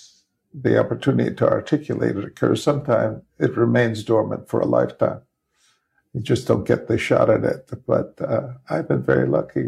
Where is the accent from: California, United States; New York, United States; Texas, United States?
New York, United States; New York City; I grew up in the Bronx